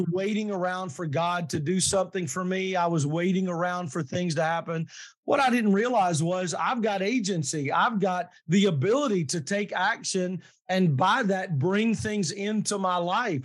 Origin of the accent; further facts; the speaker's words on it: Kentucky, United States; I'm from Kentucky and mm. um, I was raised very traditionally.